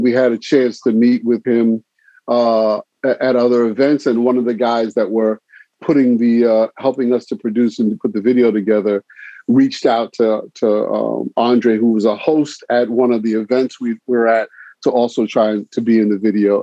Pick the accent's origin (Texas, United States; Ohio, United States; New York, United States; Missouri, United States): New York, United States; New York City; also born or lived in Brooklyn, New York / Syracuse, New York; born and raised early in Brooklyn, but I moved to the Bronx around age eight. And at the years that I was in the Bronx as a young teen